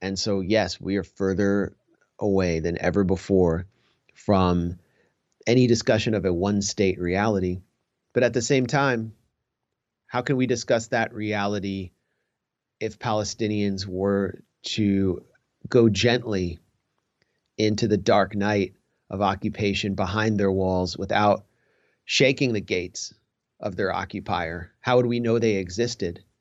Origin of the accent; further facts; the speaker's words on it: United States; I went there first as an American Jew.